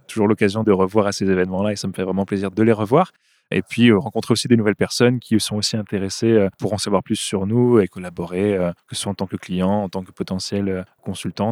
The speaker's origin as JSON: {"language": "French", "region": "north-east France", "country": "France", "also_born_or_lived": "Marseille", "moved": "as an adult", "lives_now": "Belgium", "said": "À l'origine, je viens du, nord-est de la France."}